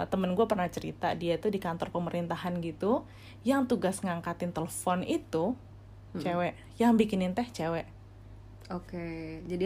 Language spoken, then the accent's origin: Indonesian; Indonesia; Dan dulu gue sih sempat ngerasa apa gara-gara gue dari Indonesia